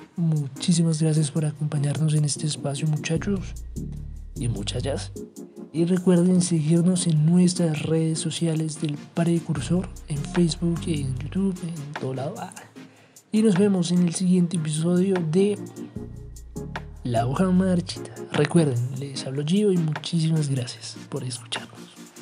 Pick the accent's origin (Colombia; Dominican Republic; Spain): Colombia; nosotros como colombianos